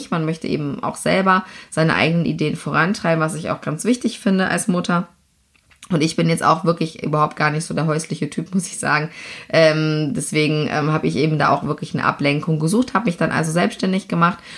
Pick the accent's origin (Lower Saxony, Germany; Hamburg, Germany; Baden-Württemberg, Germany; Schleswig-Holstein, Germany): Lower Saxony, Germany; Ich komme aus Niedersachsen von einem Bauernhof und bin also als, äh, ja, äh, wie soll ich sagen, Land, Landwirtskind ähm, aufgewachsen bei uns.